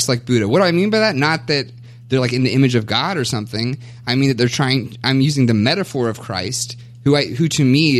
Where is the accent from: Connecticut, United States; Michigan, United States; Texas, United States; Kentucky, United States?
Kentucky, United States; moved away as an adult; also born or lived in Kansas; now in Minnesota, United States; I was born and raised in Kentucky, in Bible Belt